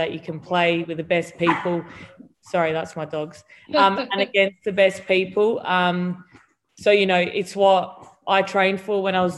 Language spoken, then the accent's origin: English; Williamstown, South Australia, Australia; I grew up in the Barossa Valley in a little town called Williamstown.